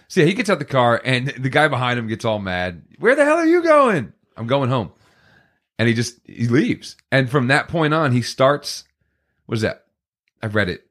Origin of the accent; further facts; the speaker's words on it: Poughkeepsie, New York, United States; we grew up in Poughkeepsie